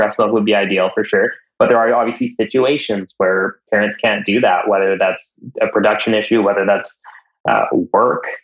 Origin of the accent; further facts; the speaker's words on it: Canada; I'm Canadian